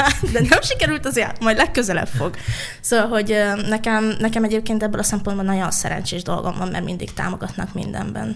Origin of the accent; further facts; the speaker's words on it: Budapest, Hungary; én a fővárosban nőttem fel, a belvárosban